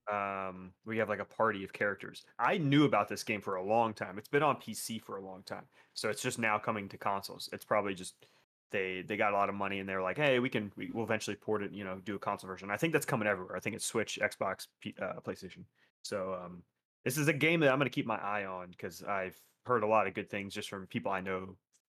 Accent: Florida, United States; Well, I'm from South Florida. It's right there.

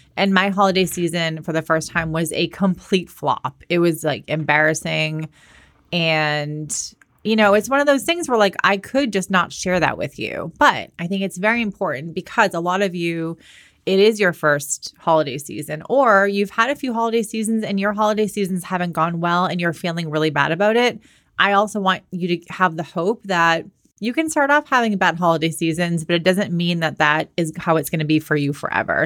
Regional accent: Boston, Massachusetts, United States; moved away as an adult; also born or lived in Southern California; I'm from Boston

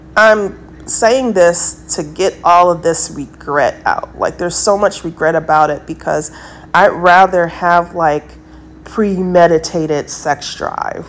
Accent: United States; I'm American

